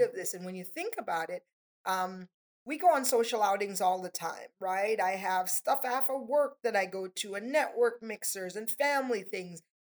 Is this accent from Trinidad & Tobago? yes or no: yes; Tobago, Trinidad & Tobago; now in Palm Beach, United States; I'm from Trinidad and Tobago, a little bit of an mm. accent there.